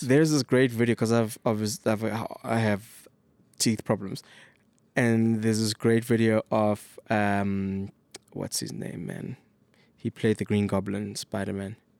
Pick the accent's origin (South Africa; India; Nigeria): South Africa; As a South African